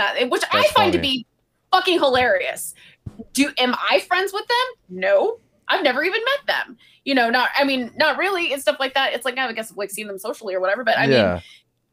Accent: San Francisco, California, United States; also born or lived in Silicon Valley; I grew up in San Francisco.

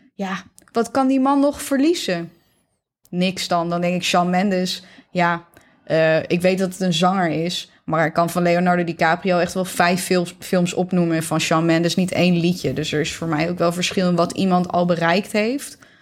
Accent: Netherlands; wij als Nederlanders

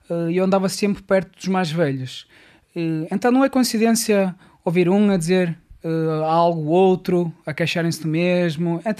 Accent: Moldova; Portuguese is a second language; now in Póvoa de Varzim, Portugal; Uh, assim, eu venho da Moldávia.

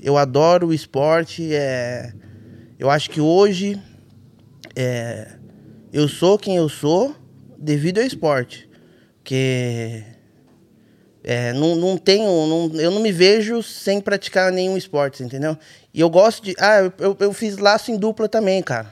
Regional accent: Bragança Paulista, São Paulo, Brazil; Sou nascido e criado em Bragança

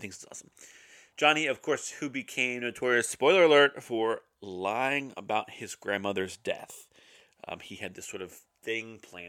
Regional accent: Roanoke, Virginia, United States; Danville, right up the road from where I grew up in Roanoke, Virginia.

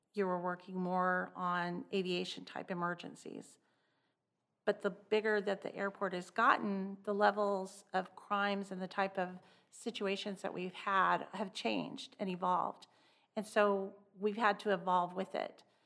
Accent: Clovis, New Mexico, United States; I grew up in a little town in New Mexico called Clovis

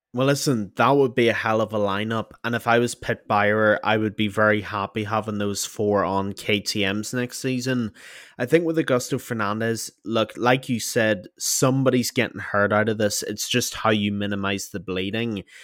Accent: Ireland; being Irish

